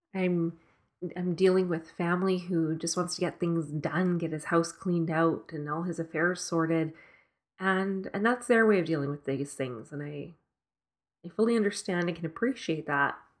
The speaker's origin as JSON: {"language": "English", "town": "Edmonton", "region": "Alberta", "country": "Canada", "tie": "born or raised there", "moved": "yes", "said": "my childhood home in Edmonton. This is the house I grew up"}